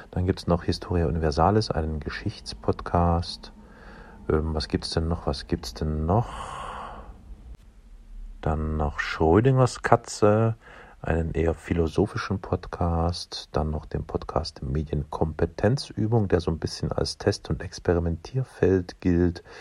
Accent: Dresden, Saxony, Germany; Ich komme aus Dresden und ähm, Dresden ist bekanntlicherweise ein, hm, wie soll ich sagen, schwieriges, heißes Pflaster politisch und ein echtes Drama.

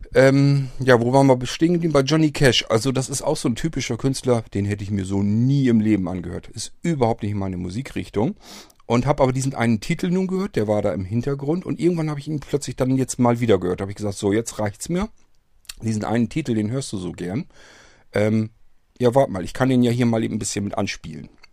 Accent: Northern Germany, Germany; Hier bei uns im Norden

